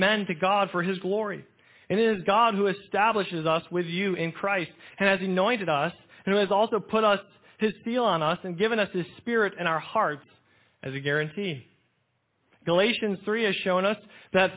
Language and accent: English; United States